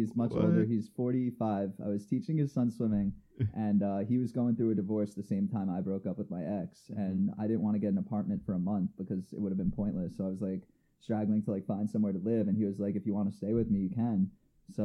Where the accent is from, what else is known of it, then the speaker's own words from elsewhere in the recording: Long Island, New York, United States; moved away as an adult; also born or lived in Connecticut / Yonkers / Hawaii; Pretty much born and raised on Long Island, went to college in Connecticut, studied there for 4 years, University of New Haven, graduated with a psychology degree, then worked in Yonkers, moved back to New York after college.